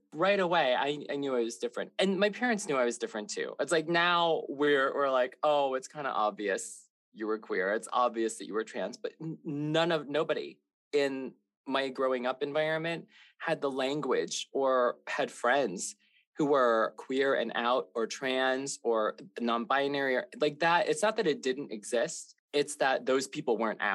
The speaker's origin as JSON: {"language": "English", "region": "Wisconsin", "country": "United States", "tie": "born or raised there", "said": "I grew up in Wisconsin around a bunch of white people"}